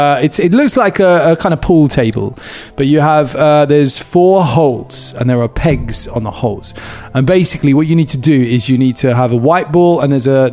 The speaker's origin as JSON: {"language": "English", "town": "Whitstable", "region": "South East England", "country": "United Kingdom", "said": "I come from Whitstable."}